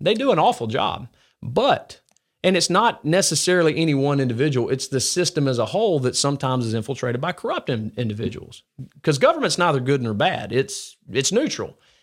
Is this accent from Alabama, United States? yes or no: yes; Gardendale, Alabama, United States; I grew up in, uh, like, Gardendale, Morris